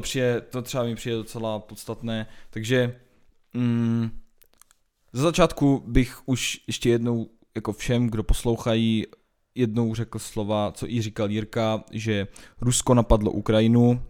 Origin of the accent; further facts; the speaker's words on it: Czechia; naše, naše republika